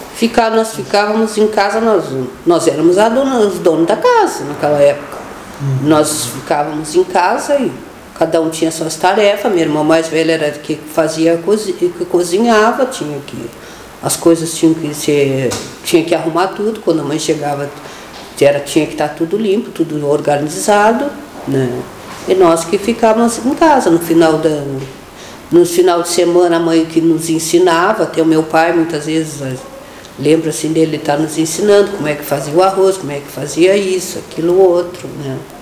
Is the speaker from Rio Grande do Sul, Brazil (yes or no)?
yes; Pelotas, Rio Grande do Sul, Brazil; Eu nasci, eu, eu sou natural de Pelotas, né? Então eu nasci no dia 13 do, de setembro de 1967, tenho 53 anos. Nasci na Beneficência Portuguesa. Eu sou do bairro ali da Baus, né? nasci ali